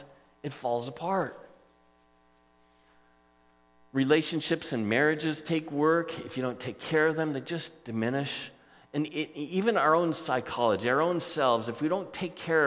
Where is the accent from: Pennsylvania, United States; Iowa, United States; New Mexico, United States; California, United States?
California, United States; Southern California coast, United States; I grew up on the Southern California coast